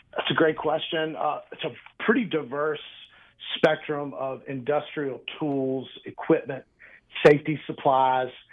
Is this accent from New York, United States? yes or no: no; Mobile, Alabama, United States; moved away as an adult; now in Birmingham, United States; I was born and raised in Mobile, uh, you know, down right on the central Gulf Coast